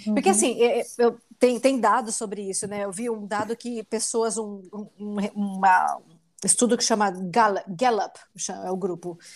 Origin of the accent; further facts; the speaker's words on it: Brazil; moved away as an adult; Ser a única mulher latina nos ambientes é basicamente a minha vida desde que eu saí do Brasil